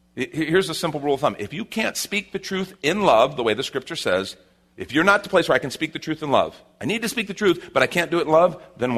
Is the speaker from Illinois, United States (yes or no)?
yes; Chicago, Illinois, United States; now in Texas, United States; And I grew up in Chicago where it even helped me speed my speech up more